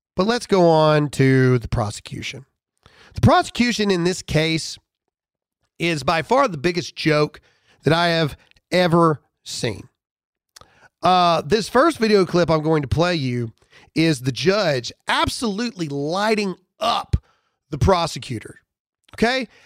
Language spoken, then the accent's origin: English; United States; everything that we held dear as Americans, pride that we had of being Americans